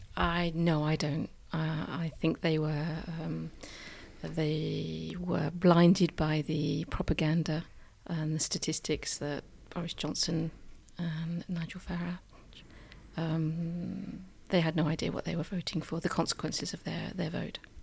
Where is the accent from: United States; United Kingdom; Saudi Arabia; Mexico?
United Kingdom; moved away; I'm British, but I'm European